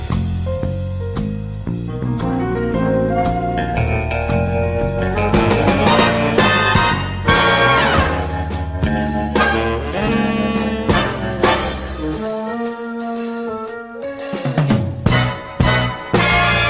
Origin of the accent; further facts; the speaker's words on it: Richlands, North Carolina, United States; James and I grew up in a small town called Richlands, North Carolina